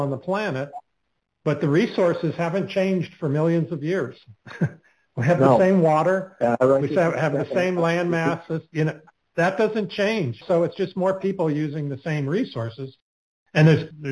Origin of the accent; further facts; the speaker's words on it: Alaska, United States; moved away; I grew up in Alaska in my childhood